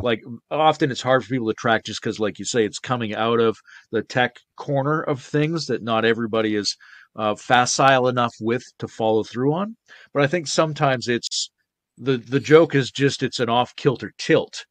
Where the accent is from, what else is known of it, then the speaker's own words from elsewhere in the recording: British Columbia, Canada; moved away; also born or lived in Victoria, British Columbia; the island where I grew up